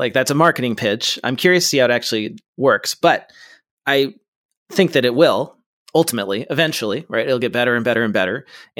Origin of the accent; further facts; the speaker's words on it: West Coast, United States; I'm from the West Coast. I don't know this geography.